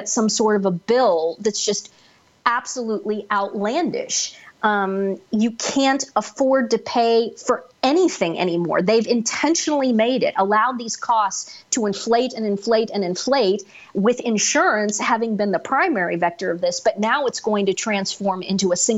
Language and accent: English; United States; where I grew up outside of Kansas City